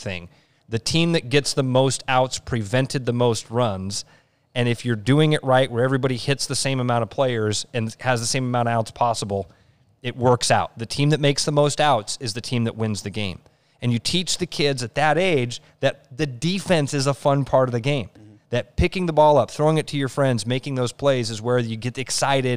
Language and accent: English; Pleasant Hill, United States; I grew up in Pleasant Hill